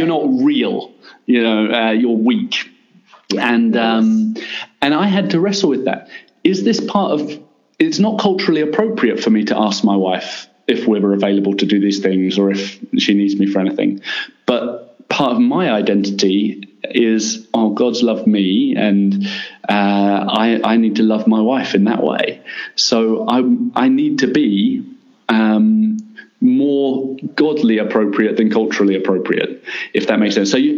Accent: England, United Kingdom; moved away as an adult; now in Middle East; As an Englishman

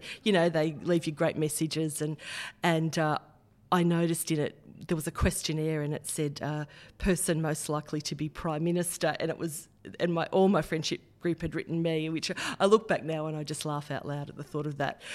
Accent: Heddon Greta, New South Wales, Australia; also born or lived in Kurri Kurri; Grew up in Head and Greeter.

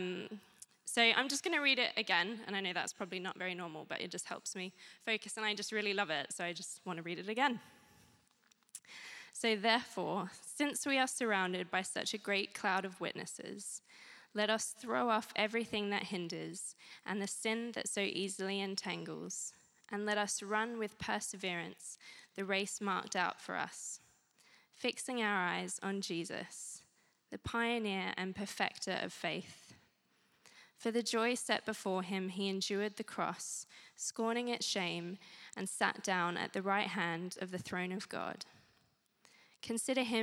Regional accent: Australia; moved away as an adult; now in Guildford, United Kingdom; I'm originally from Australia

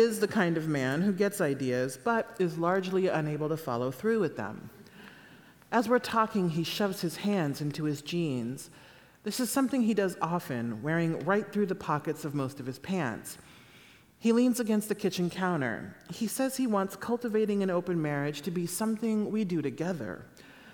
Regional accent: Midwest, United States; my parents moved to a gated community in Naples, Florida, and we're from the Midwest

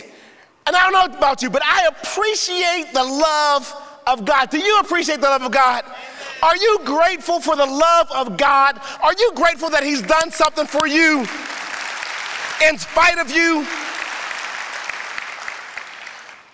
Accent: Pittsburgh, Pennsylvania, United States; I was born and raised in Pittsburgh and not in the best of neighborhoods

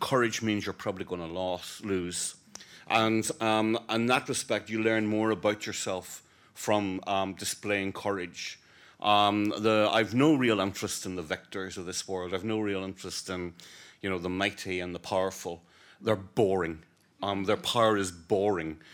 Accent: Ireland; as an Irishman who passionately believes in the peaceful, negotiated re-, reunion of our country

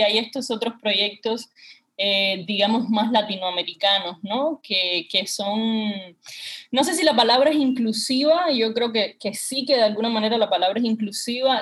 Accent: Havana, Cuba; accent: Cuban; yo vengo de de un barrio que se llama el barrio del Cerro

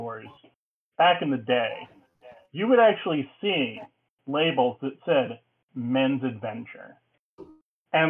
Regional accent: Alaska, United States; I grew up in Alaska in like the late 70s and early 80s

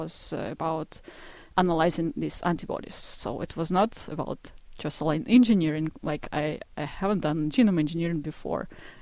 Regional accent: Izhevsk, Udmurtia, Russia; moved away; I was born in the middle of Russia. It's a place called Ijevsk and it's a city close to Ural Mountains

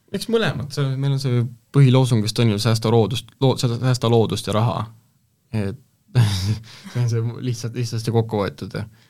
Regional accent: Estonia; ma olen maalt pärit

